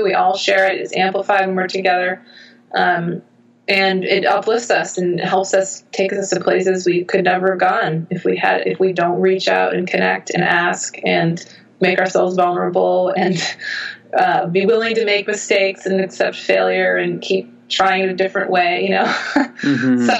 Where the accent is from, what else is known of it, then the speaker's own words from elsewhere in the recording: United States; I'm American